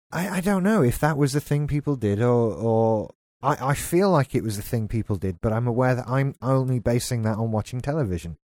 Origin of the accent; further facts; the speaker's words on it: United Kingdom; we're British